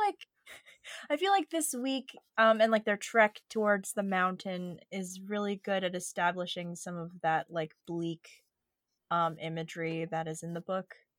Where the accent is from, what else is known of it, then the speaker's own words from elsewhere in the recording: Southern California, United States; moved away; I grew up in Southern California